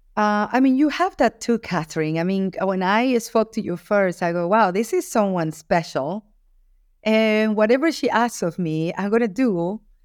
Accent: Guayaquil, Guayas, Ecuador; I was born in Guayaquil, Ecuador, in South America

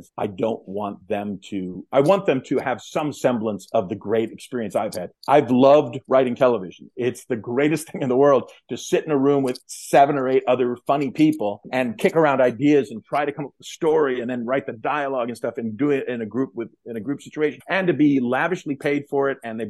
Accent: United States; I'm from the United States

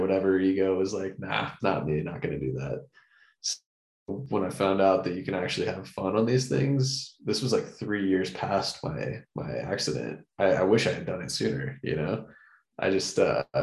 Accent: Florida, United States; growing up in Florida

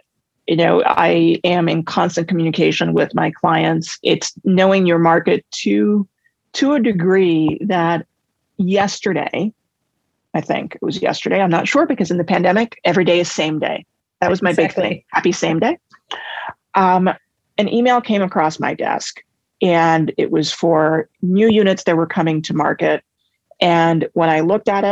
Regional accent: New York City, New York, United States; I was born and raised in Manhattan

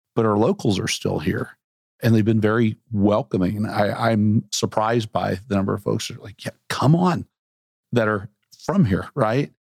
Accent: Central Arkansas, United States; moved away; also born or lived in Bentonville, Arkansas; I grew up in Central Arkansas, moved away for a long time

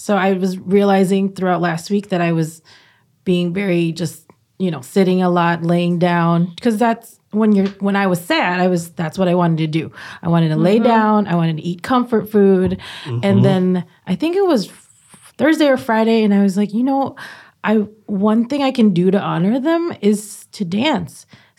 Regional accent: Philippines; And dancing is, as a Filipino, dancing is part of our how we celebrate, right?

